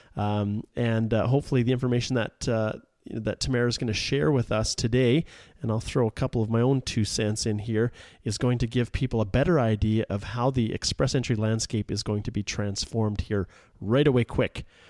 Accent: Western Canada, Canada; I'm from Western Canada here

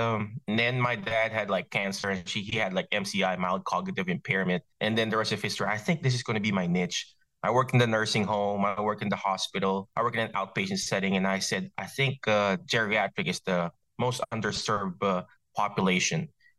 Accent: Philippines; English is a second language; moved away; I grew up in the Philippines. My dad's Chinese. My mom is Filipino.

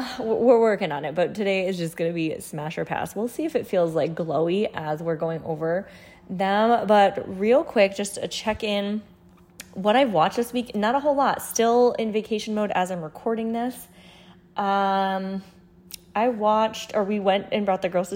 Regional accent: New England, United States; growing up in New England

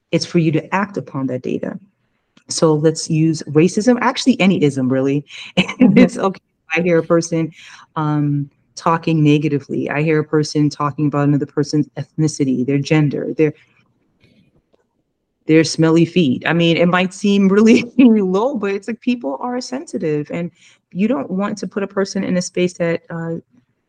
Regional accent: United States; I came from America

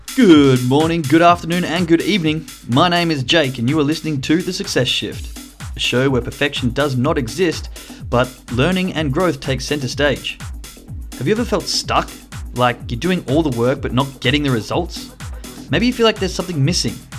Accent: Australia; as an Australian

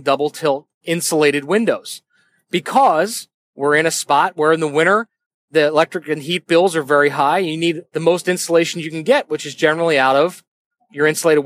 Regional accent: Northeast, United States; I'm from the Northeast

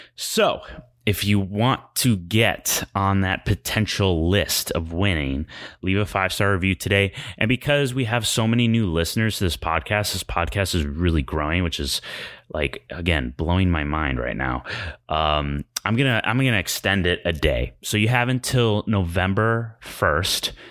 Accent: Chicago, Illinois, United States; now in Los Angeles, United States; I'm from Chicago and we don't have any kind of natural disasters. And so moving

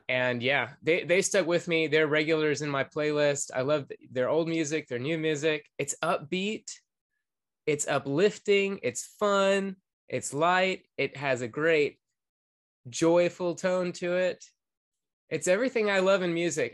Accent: Atlanta, Georgia, United States; I grew up in Atlanta, Georgia

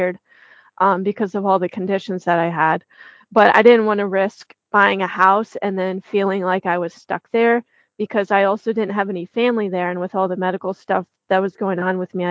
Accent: the Bible Belt, United States; I grew up in the Bible Belt

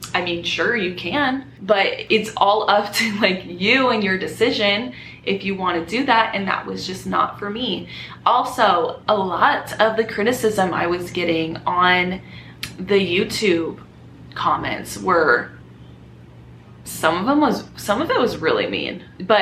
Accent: Southern California, United States; moved away as an adult; now in Las Vegas, United States; I was born and raised in California.

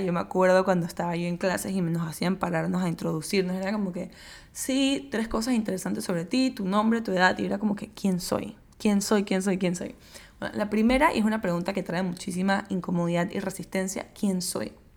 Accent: Panama; yo soy de Panamá, vivo en Panamá

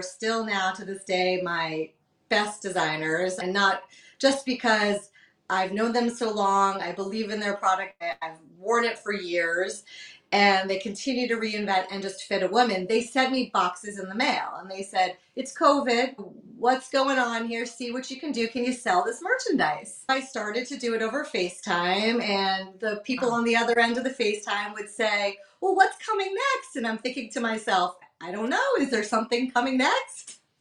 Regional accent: Massachusetts, United States; moved away as an adult; also born or lived in Westchester, New York; now in The Hamptons, United States; We're not from Westchester. We're actually from Massachusetts. We're transient to the New York area, but have been here in the whole metro area since college

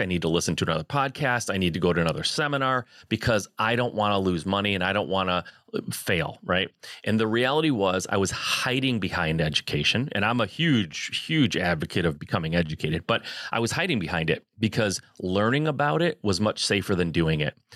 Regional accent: Michigan, United States; I'm a Midwest guy, I, I born and raised in Michigan

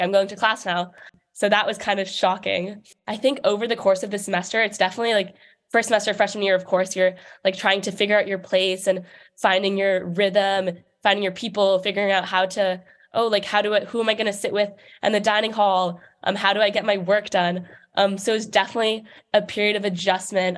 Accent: New York City, New York, United States; moved away as an adult; I grew up in New York City

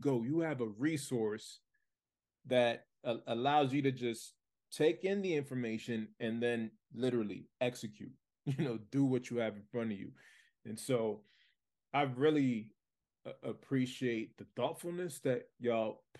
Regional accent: Lawrence, Massachusetts, United States; I was born and raised in the United States, but I grew up in Lawrence, Massachusetts.

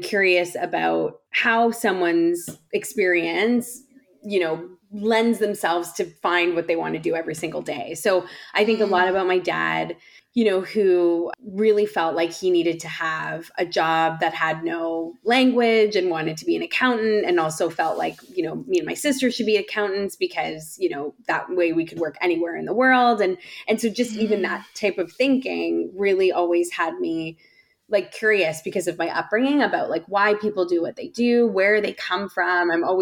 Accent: Whitby, Ontario, Canada; also born or lived in London, Ontario; I was born in Canada, born and raised in London, Ontario, and pretty much spent most of my life in the East End of the GTA in a small town called Whitby.

